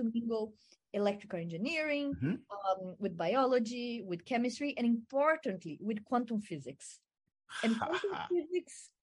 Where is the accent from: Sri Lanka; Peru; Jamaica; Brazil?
Brazil; moved away as an adult; also born or lived in France; now in United States; I was born and raised in Brazil, and I started my undergraduate studies in engineering in Brazil.